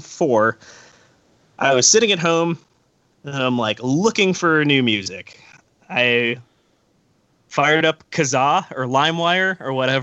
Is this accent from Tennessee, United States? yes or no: no; Orange County, California, United States; I grew up in Orange County